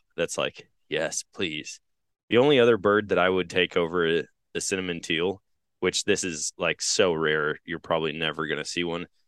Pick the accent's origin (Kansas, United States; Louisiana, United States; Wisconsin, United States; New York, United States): Wisconsin, United States; now in Missouri, United States; growing up in Wisconsin, here in Missouri